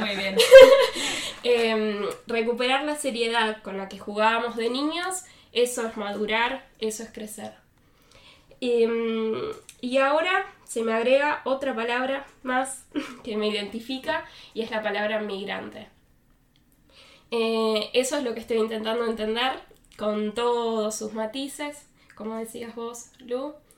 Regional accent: Buenos Aires, Argentina; moved away as an adult; now in Germany; vengo de Buenos Aires, Argentina

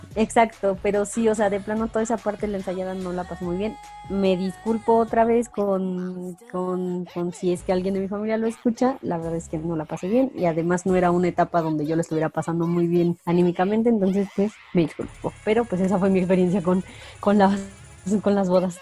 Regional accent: Pachuca, Hidalgo, Mexico; yo soy de Pachuca

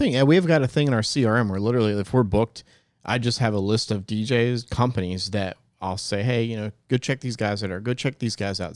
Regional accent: New Jersey, United States; now in Greenville, United States; I was born in New Jersey, so I got a little, still got a little bit Jersey in me

